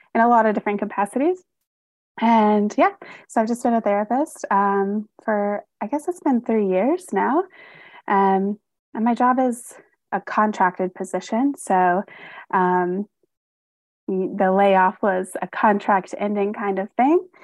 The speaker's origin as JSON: {"language": "English", "region": "North Carolina", "country": "United States", "moved": "as an adult", "lives_now": "Michigan, United States", "said": "I'm originally from North Carolina, and I moved to Michigan about I guess it's, like, going on five years now"}